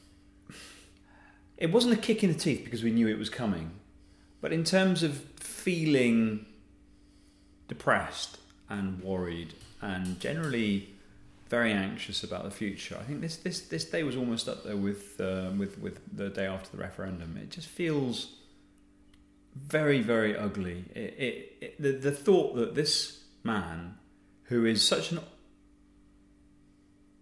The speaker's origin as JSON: {"language": "English", "country": "United Kingdom", "said": "a British person who's been around for the best part of half a century"}